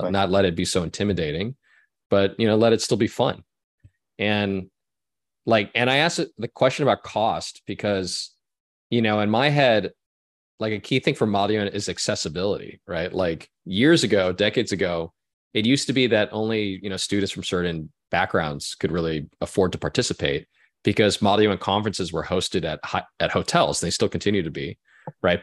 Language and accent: English; Orange County, California, United States; when I was growing up in Orange County. California.